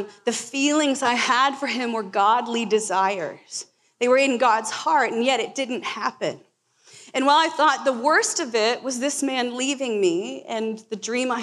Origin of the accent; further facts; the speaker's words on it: Florida, United States; now in Portland, United States; I grew up in Florida